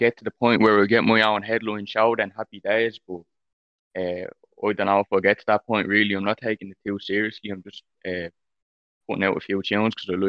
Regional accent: Dublin, Leinster, Ireland; I'm a rapper from Ireland, Dublin 5.

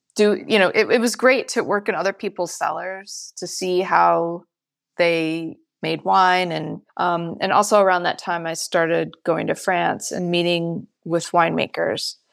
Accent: Michigan, United States; moved away as an adult; now in California, United States; I grew up, born and raised in Michigan

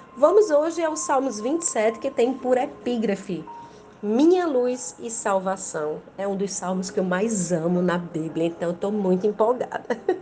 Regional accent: Rio Grande do Norte, Brazil; sou do Brasil, Rio Grande do Norte

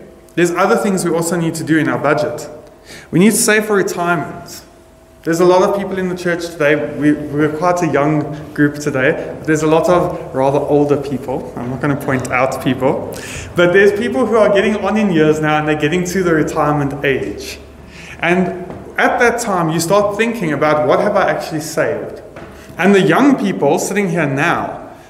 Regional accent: South Africa; we are South African

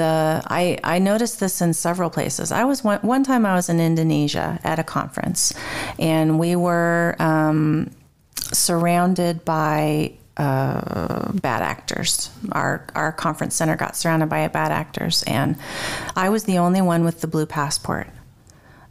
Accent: United States; moved away as an adult; also born or lived in Turkey; raised in the States

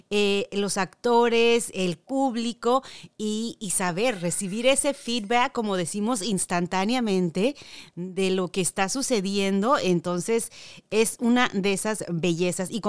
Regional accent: Mexico; Bueno, pues yo como mexicana ahí estaré presente.

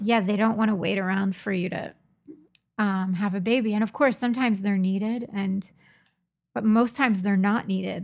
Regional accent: Trenton, New Jersey, United States; moved away; I'm from Trenton.

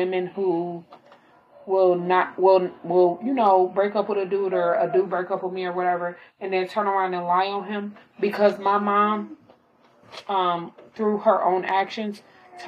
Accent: Illinois, United States; I was born in Illinois

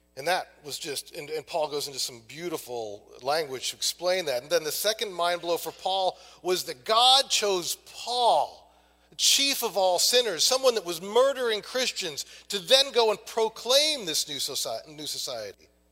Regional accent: Maine, United States; I'm from Maine

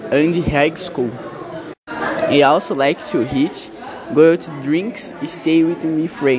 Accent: Vinhedo, São Paulo, Brazil; I am 50 years old. I was born in Vinhedo.

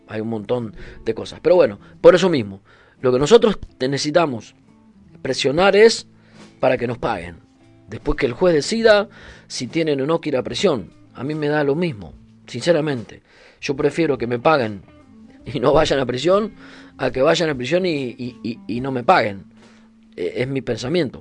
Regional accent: Argentina; moved away as an adult; now in Canary Islands, Spain; cuando Argentina era un puto desastre

